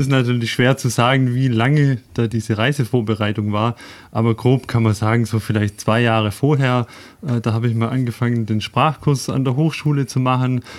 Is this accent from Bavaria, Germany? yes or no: no; Tübingen, Baden-Württemberg, Germany; Wenn ich mich vorstellen darf, ähm, ich komme aus Tübingen, äh, bin dort inzwischen Ingenieur bei einer Firma